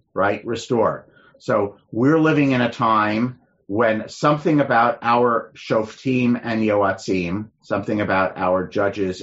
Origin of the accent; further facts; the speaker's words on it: United States; we're American Jews who are comfortable in America